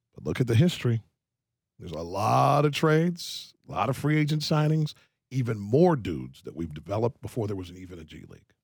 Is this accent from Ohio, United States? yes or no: yes; Ohio, United States; now in Miami, United States; I'm from Ohio originally